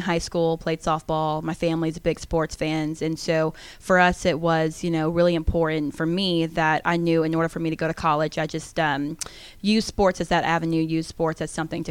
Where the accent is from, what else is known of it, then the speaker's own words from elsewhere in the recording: Gwinnett County, Georgia, United States; growing up in Gwinnett County